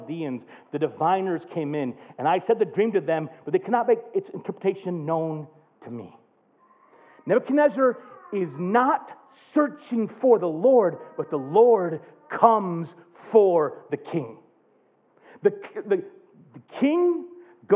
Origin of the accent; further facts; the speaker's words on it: United States; as an American